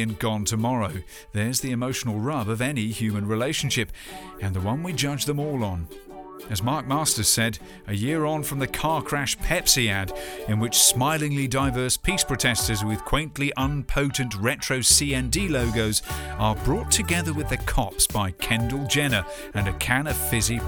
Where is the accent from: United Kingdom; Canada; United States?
United Kingdom; my home country